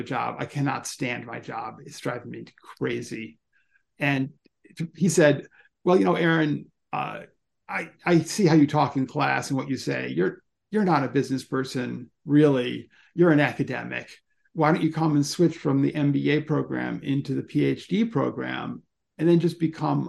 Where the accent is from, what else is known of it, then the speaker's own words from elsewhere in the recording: Ann Arbor, Michigan, United States; my hometown